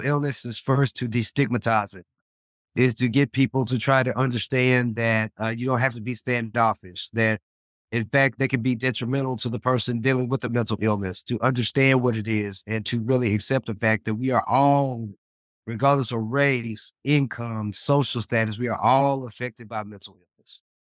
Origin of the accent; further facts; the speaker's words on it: Memphis, Tennessee, United States; now in Dallas, United States; my hometown of Memphis and, and, and, and adopted home of Dallas